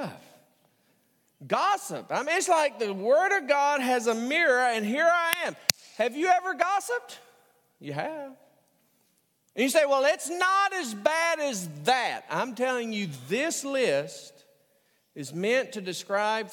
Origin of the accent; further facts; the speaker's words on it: the South, United States; a theater in my hometown. That is the Lyric Theater